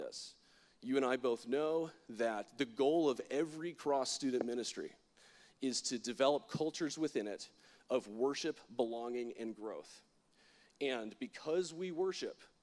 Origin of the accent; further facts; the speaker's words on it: Florida, United States; I'm from Florida. My worldview is a little bit different than everybody else's because Florida is weird